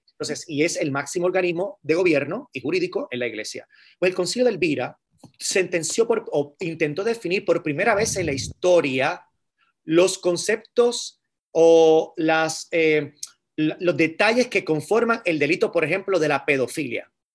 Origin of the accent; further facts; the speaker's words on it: Carolina, Puerto Rico; also born or lived in San Juan, Puerto Rico; Yo nací en San Juan, Puerto Rico, y me crié en Carolina, Puerto Rico